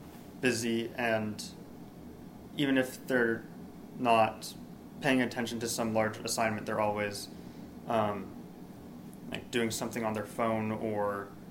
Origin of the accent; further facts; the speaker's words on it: Massachusetts, United States; moved away as an adult; now in Tulsa, United States; I am from Massachusetts